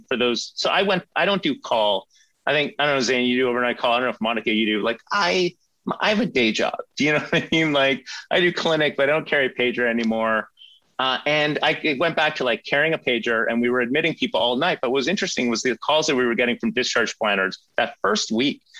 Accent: Sweden; now in Canada; I grew up in Sweden

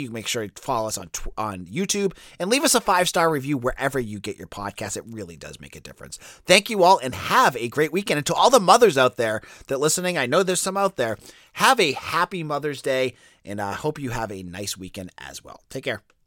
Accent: Boston, Massachusetts, United States; accent: Boston; I'm a Boston guy. You could probably tell by my, my accent that sneaks in and out

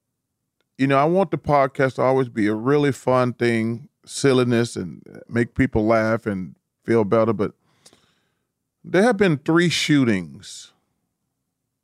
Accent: Alabama, United States; In Alabama, my home state.

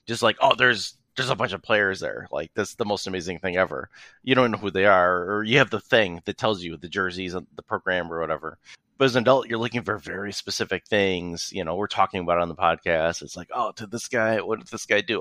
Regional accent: Rochester, New York, United States; also born or lived in Buffalo; I was born here in Rochester.

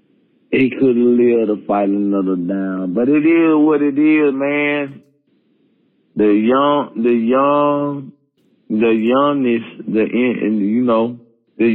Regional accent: Mississippi, United States; now in Alabama, United States; I'm originally from Mississippi. I stay in Alabama, but I was born and raised in Mississippi.

